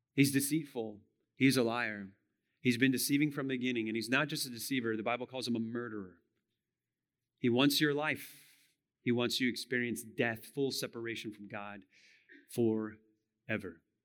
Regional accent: United States; we as American Christians

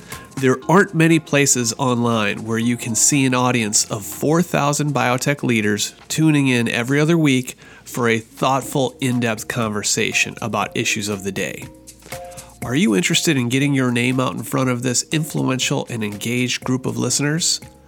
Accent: Seattle, Washington, United States; my hometown of Seattle.

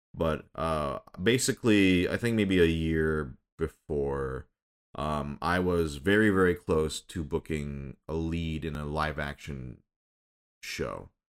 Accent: Michigan, United States; moved away as an adult; also born or lived in Minnesota; I was born in Minnesota, grew up in Michigan

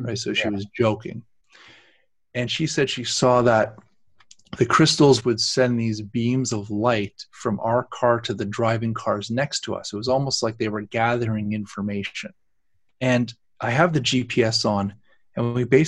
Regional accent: Canada; we're Canadians

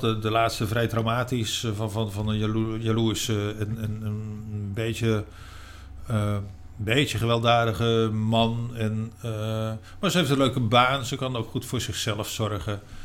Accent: Utrecht, Netherlands; moved away as an adult; also born or lived in Rotterdam / Spain; Ik kom uit Utrecht, heb in Rotterdam gewoond en daarna in Spanje.

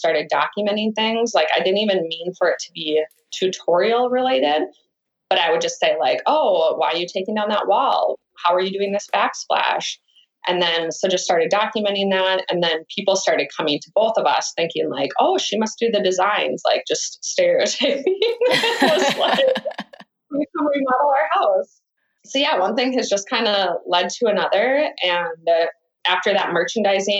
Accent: Minnesota, United States; moved away as an adult; also born or lived in Los Angeles; now in Minneapolis, United States; moved back to Minnesota, to the biggest city I could that was closest to my hometown.

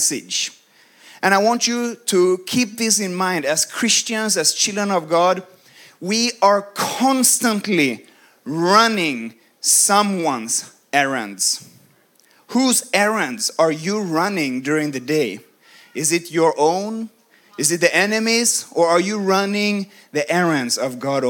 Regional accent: Sweden; moved away as an adult; now in United States; I come from Sweden

